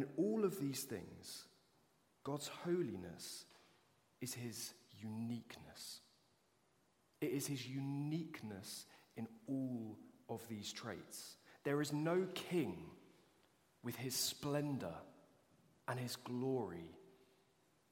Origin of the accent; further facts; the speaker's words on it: United Kingdom; as British people